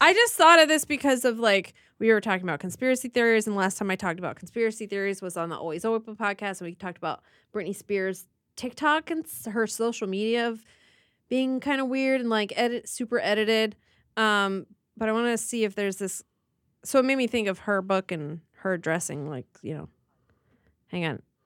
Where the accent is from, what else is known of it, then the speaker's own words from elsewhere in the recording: Midwest Ohio, United States; now in Los Angeles, United States; I grew up in Midwest Ohio